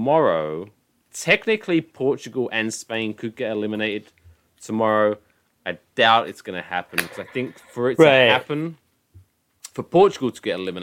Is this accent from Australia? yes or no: no; England, United Kingdom; I'm English.